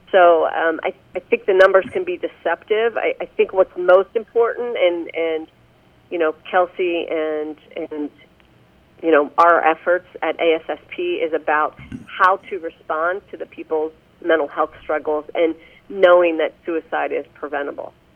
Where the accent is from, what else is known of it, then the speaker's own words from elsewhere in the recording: Pennsylvania, United States; now in Indiana, United States; I grew up back in Pennsylvania